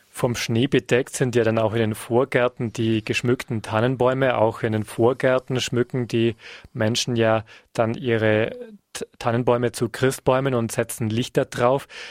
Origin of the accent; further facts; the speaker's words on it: Bavaria, Germany; bei uns in Bayern